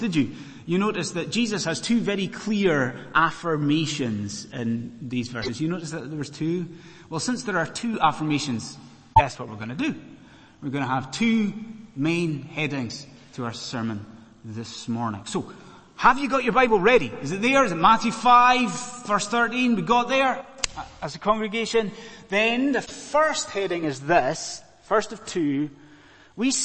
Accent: Scotland, United Kingdom; moved away as an adult; now in London, United Kingdom; I'm a Scotsman

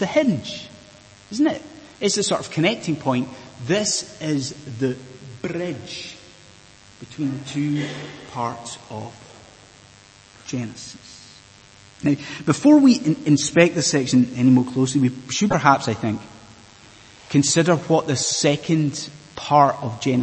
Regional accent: Inverness, Scotland, United Kingdom; moved away; as a child growing up in Inverness

